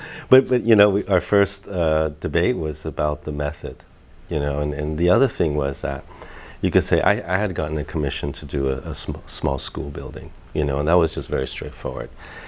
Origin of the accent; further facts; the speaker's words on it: Taiwan; also born or lived in United States; now in Hong Kong; I was born in Taiwan. You know, I kind of immigrated to the U.S. and then I started to work in Hong Kong